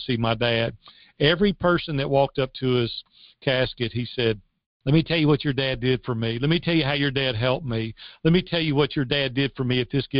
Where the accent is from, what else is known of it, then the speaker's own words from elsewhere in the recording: Madison, Tennessee, United States; also born or lived in Nashville, Tennessee; I grew up in Madison, Tennessee, which is just 8 miles